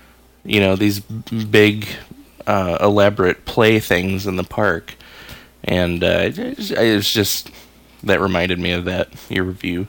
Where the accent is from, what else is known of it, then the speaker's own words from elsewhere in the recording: Omaha, Nebraska, United States; I grew up in the Florence area, which was like extreme north Omaha.